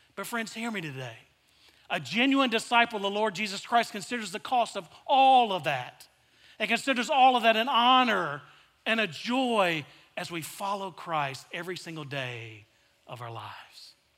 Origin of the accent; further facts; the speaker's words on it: El Dorado, Arkansas, United States; I grew up in South Arkansas in a small town called El Dorado, Arkansas